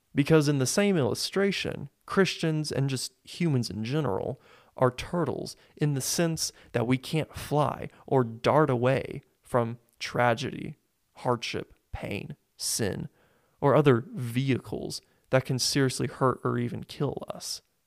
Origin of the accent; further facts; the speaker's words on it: Springfield, Missouri, United States; I was born and raised in Springfield, Missouri